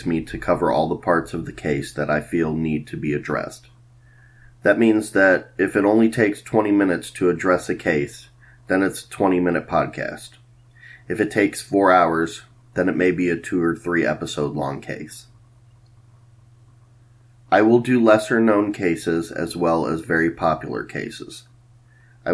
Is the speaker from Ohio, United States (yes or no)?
yes; Cleveland, Ohio, United States; now in Columbus, United States; I was born in Cleveland, Ohio. I currently reside in Columbus, Ohio